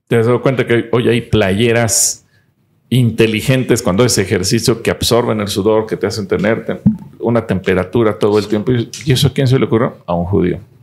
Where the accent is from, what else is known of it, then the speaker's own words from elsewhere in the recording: Mexico; como mexicanos